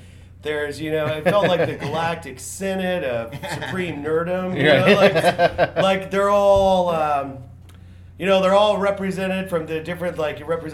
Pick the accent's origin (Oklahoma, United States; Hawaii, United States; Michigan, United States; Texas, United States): Oklahoma, United States; Tulsa; I'm from Tulsa